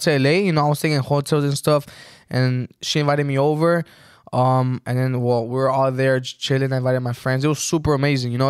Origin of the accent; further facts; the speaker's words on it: Texas, United States; moved away as an adult; also born or lived in Mexico; we moved back to Texas, and we got a house there. And, yeah, that's where I grew up in Texas. I finished high school.